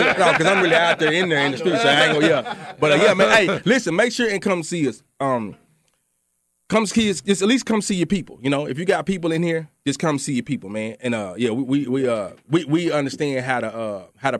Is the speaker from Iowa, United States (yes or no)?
no; East Texas, United States; We're all East Texas